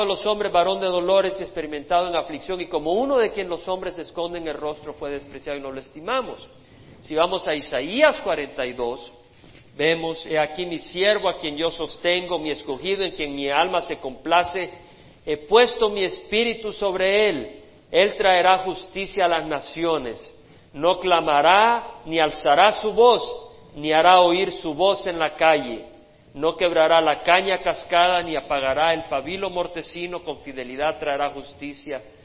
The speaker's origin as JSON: {"language": "Spanish", "country": "El Salvador", "moved": "yes", "said": "cuando yo pienso en mi país, en mi país, en mis días"}